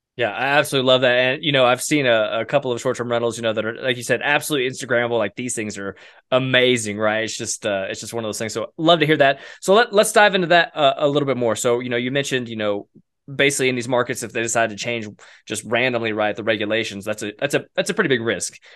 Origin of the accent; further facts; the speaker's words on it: Oklahoma, United States; I grew up in Oklahoma